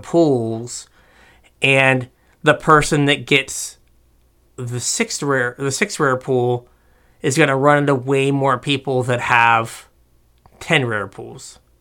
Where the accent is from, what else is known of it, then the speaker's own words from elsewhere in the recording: United States; as we are American.